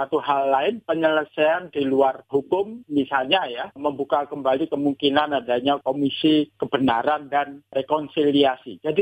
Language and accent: Indonesian; Java, Indonesia; Kalau saya orang Jawa istilahnya kan ini untuk ngasih upah yang momong ya.